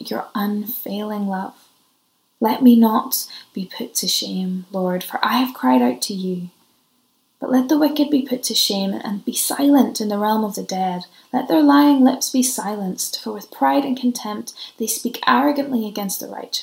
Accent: Ireland; because I'm Irish, so I always travel with my own source of tea

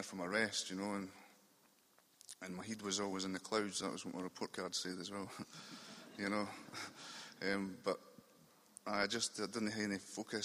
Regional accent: Dunfermline, Scotland, United Kingdom; moved away as an adult; now in Edinburgh, United Kingdom; I'm from Dunfermline in Fife, which is just over the Forth Road bridges. But I'm staying in Edinburgh now

